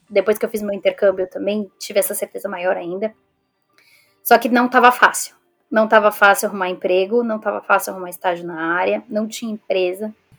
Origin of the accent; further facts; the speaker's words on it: São Paulo, Brazil; moved away as an adult; also born or lived in Scotland / Sweden; now in England; eu sou de São Paulo também